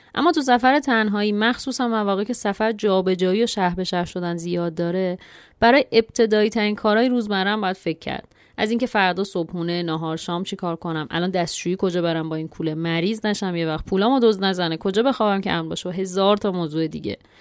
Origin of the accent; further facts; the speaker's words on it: Iran; ما زنهایی که تو خانواده و جامعه ایرانی بزرگ شدیم